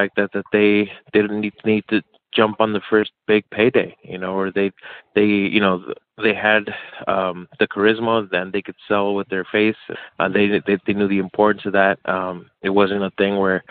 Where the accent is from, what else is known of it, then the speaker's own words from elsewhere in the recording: El Paso, Texas, United States; my hometown of El Paso, Texas